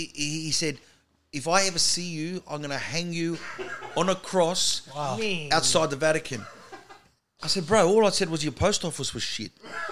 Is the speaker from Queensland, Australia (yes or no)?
no; Sydney, New South Wales, Australia; accent: Australian; now in Melbourne, Australia; I grew up in Sydney, but I live in Melbourne now.